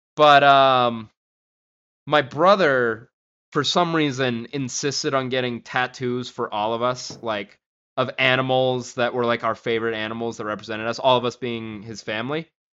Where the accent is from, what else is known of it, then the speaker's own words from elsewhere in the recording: Gardnerville, Nevada, United States; where I grew up in Gardnerville, like, at Lampy Park